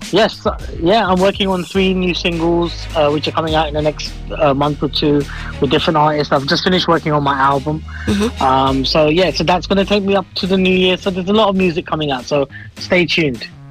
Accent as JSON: {"language": "English", "town": "Harrow", "region": "London", "country": "United Kingdom", "tie": "born or raised there", "also_born_or_lived": "Croydon", "said": "i was born in Croydon, but I mm. lived in Harrow all my life."}